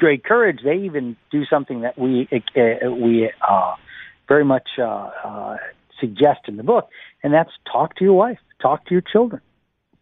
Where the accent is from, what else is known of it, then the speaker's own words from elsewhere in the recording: United States; moved away; the United States, my home country